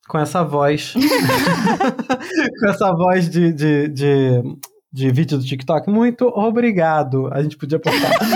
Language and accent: Portuguese; Petrópolis, Rio de Janeiro, Brazil; moved away; Petrópolis, na região serrana do Rio de Janeiro, é minha cidade natal